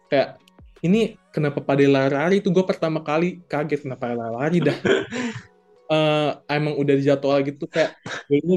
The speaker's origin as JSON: {"language": "Indonesian", "town": "Tangerang", "region": "Banten", "country": "Indonesia", "said": "Jadi kalau misalnya kalau dari kota gue tuh kan Tangerang, itu masih oke okay lah, lumayan agak sepi, tapi tetap rame."}